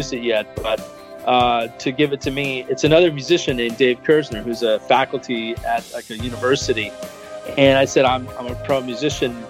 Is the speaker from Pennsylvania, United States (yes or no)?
yes; Philadelphia, Pennsylvania, United States; now in Miami, United States; I was born in Philadelphia.